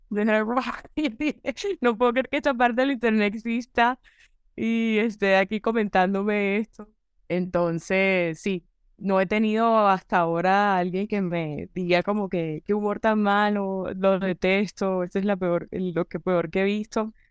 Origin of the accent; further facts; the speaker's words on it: Caribbean Region, Colombia; desde el, lugar donde crecí, o sea, el, Caribe es muy irreverente, es incorrecto y pues yo, ese es como que el humor con el que crece uno por default